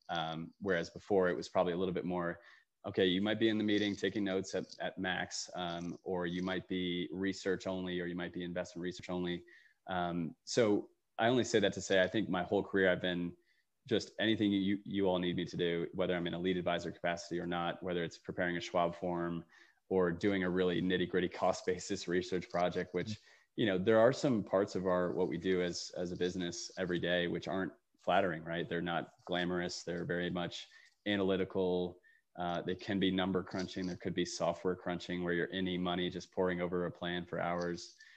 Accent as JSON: {"language": "English", "town": "Allentown", "region": "Pennsylvania", "country": "United States", "tie": "born or raised there", "moved": "yes", "said": "I came home to my hometown of Allentown, Pennsylvania"}